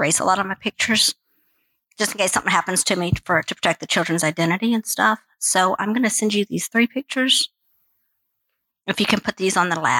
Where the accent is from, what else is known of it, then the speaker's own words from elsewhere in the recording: Peru; also born or lived in Guatemala / Mexico; So I grew up in Guatemala, Mexico, and mostly Peru.